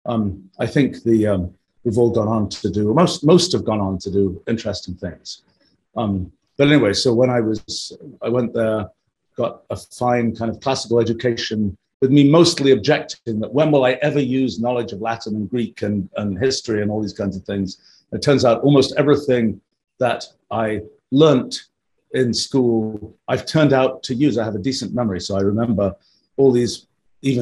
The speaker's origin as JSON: {"language": "English", "region": "England", "country": "United Kingdom", "tie": "born or raised there", "said": "I grew up in England in the 1960s"}